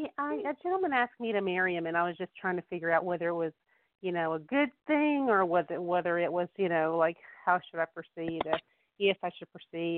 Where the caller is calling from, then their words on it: North Carolina, United States; I'm from North Carolina.